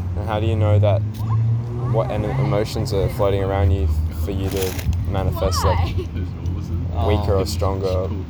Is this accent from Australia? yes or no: yes; Castlemaine, Victoria, Australia; I'm from Castleman.